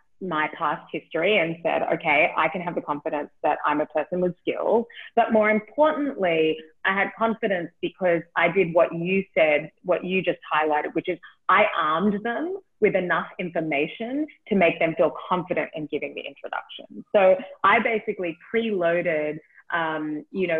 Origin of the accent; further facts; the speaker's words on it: Australia; moved away; I'm from Australia, in case you can't tell from the accent.